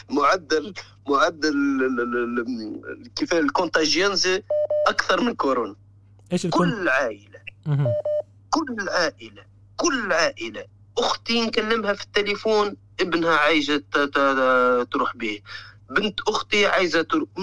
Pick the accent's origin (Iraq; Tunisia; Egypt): Tunisia; Zarzis, Medenine; اسمها جرجيس هي المدينه هذه اكثر ناس يخرجوا للخارج قوارب الموت تخرج منها كل يوم